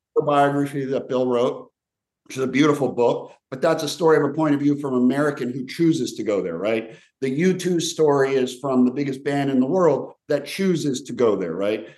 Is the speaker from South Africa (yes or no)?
no; Slovenia; moved away; also born or lived in Yugoslavia; I was born in what was once Yugoslavia, so I'm from the region, and I have a Croatian father and a Serbian mother, and I was born in Slovenia